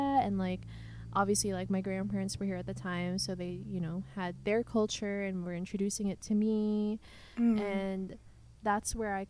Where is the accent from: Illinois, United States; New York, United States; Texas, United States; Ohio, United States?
New York, United States; also born or lived in Cebu, Philippines; so I was born in Cebu. And we moved here when I was about 2 or 3. Mm-hmm. And we went straight here to New York.